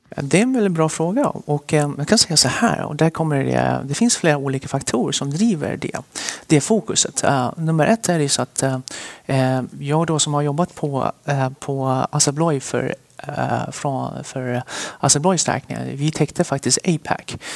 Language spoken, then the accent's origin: Swedish; Västerås, Västmanland, Sweden; also born or lived in Sichuan, China / Stockholm, Sweden; vi flyttade till Sverige. när jag var cirka sju år. Och sen dess så är jag uppvuxen i Västerås